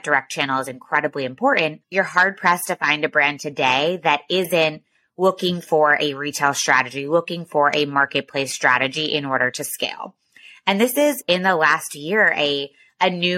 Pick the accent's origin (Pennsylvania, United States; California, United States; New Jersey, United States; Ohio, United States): New Jersey, United States; outside of Philadelphia; I am from New Jersey, outside of Philadelphia, went to Georgetown undergrad